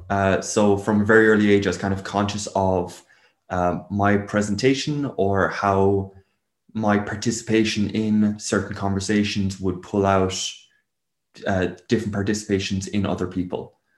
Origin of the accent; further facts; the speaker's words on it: Waterford, Munster, Ireland; also born or lived in England; moved around three different houses while I was in England, uh, in one school, um, and then moved back over to Ireland when I was six. And that was down in Waterford with all the extended family.